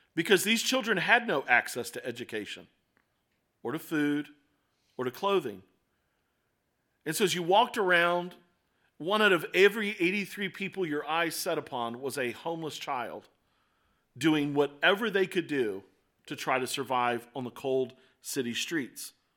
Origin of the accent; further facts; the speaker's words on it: Baltimore, Maryland, United States; moved away as an adult; I moved away from Baltimore for several years. Then I came back to Baltimore